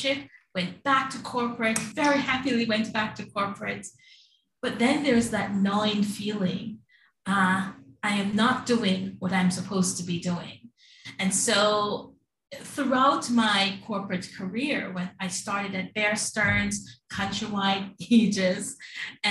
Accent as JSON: {"language": "English", "country": "Jamaica", "tie": "born or raised there", "moved": "yes", "lives_now": "New York, United States", "said": "I'm a transplant from the Caribbean. I was born in Jamaica and came to New York."}